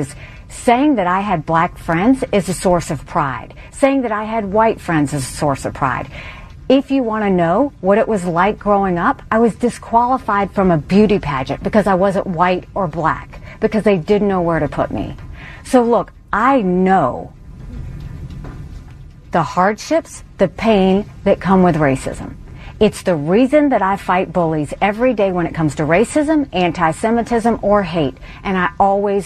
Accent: South Carolina, United States; grow up in the deep South as a brown girl

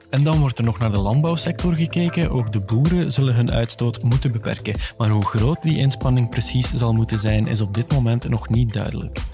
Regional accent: Flanders, Belgium; als Vlaming

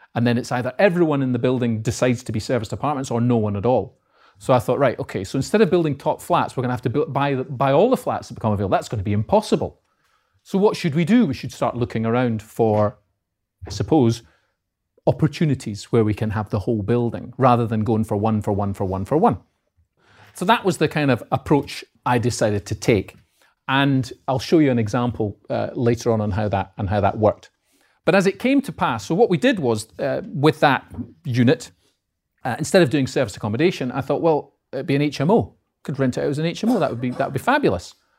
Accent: Edinburgh, Scotland, United Kingdom; accent: north of the border; moved away as an adult; now in Peterborough, United Kingdom; I'm from Edinburgh. As you can probably tell, but my accent is uh, north of the border. So I'm from Edinburgh

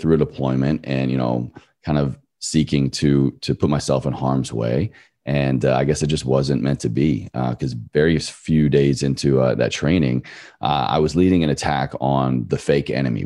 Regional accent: Virginia, United States; moved away as an adult; my home state of Virginia to just be with my family

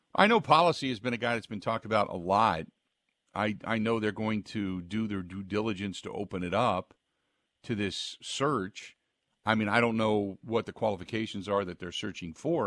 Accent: Cincinnati, Ohio, United States; moved away; I grew up in Cincinnati

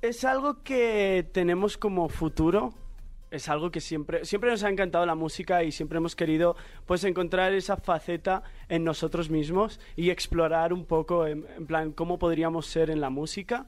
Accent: Spain; soy de España

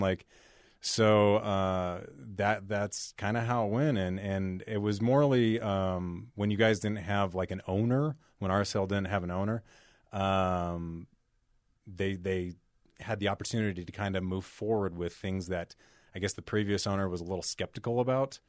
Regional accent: Salt Lake City, Utah, United States; I grew up here in Salt Lake, first generation

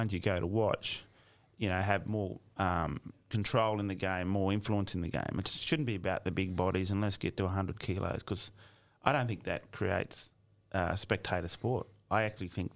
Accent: Brewarrina, New South Wales, Australia; moved away; I actually lived in Bree. So I was born in Coleraine-a-Bray and moved straight to Brewarrina and I call that place my home

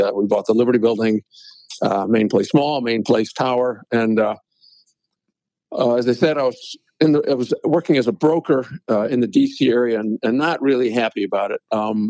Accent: Hong Kong; also born or lived in United States; now in Buffalo, United States; originally, I'm from Hong Kong, Chinese business family, a real estate family. It's a kind of a long story, but I came, was born in the United States, grew up in Hong Kong, educated in the U.S., went to law school, Georgetown

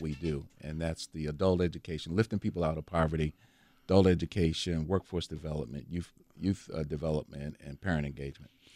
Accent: Baltimore, Maryland, United States; moved away as an adult; now in Milwaukee, United States; I grew up on the East Coast, so lacrosse is a big, you know, big, big time on the East Coast. So I, I'm from Baltimore

